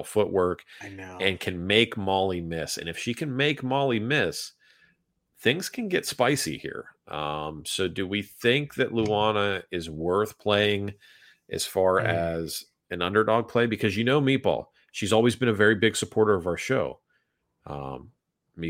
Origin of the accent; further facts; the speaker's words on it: Northeast, United States; moved away; I grew up in the Northeast, which is immigrant country